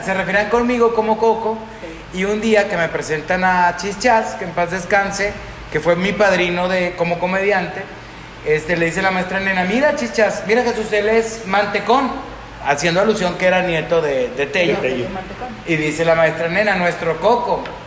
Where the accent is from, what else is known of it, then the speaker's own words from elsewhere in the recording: Monterrey, Nuevo León, Mexico; Soy de Monterrey, Nuevo León